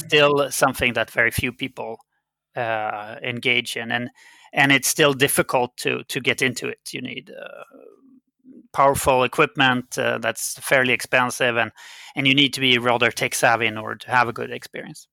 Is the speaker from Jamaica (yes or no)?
no; Sweden; first language Swedish; English is a second language; I'm a Swedish citizen, so my native language was Swedish